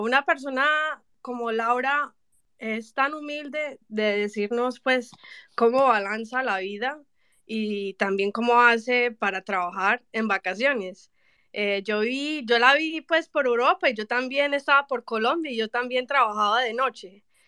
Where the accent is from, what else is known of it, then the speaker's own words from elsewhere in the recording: Miami, Florida, United States; accent: paisa; yo nací en Miami, voy a ser clara, ok, soy, soy gringa, pero en el corazón soy paisa